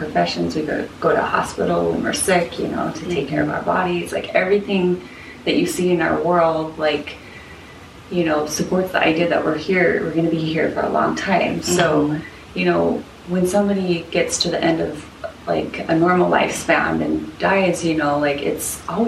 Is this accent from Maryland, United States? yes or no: no; Salt Lake City, Utah, United States; born or raised there; now in Portland, United States